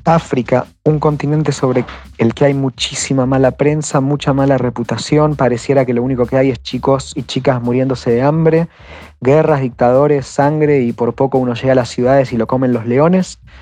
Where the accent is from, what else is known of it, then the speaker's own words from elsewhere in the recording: Argentina; por ser argentino, siempre decir que, que soy del país de Messi y Maradona